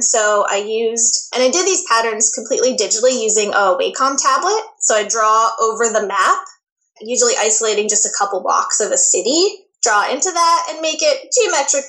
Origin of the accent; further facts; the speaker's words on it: United States; moved away as an adult; now in Toronto, Canada; I'm actually originally from the States